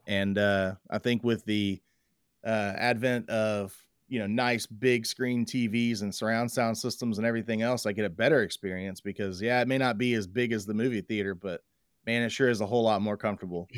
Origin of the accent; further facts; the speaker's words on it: Waller, Texas, United States; now in Tomball, United States; when I grew up in Waller